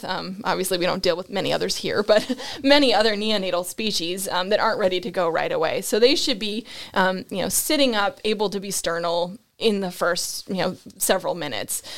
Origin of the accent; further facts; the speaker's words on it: Nova Scotia, Canada; moved away as an adult; also born or lived in Ontario / North Carolina / Georgia; grew up in Nova Scotia, which is, of course, where all of those good accents of about and out and sorry come from.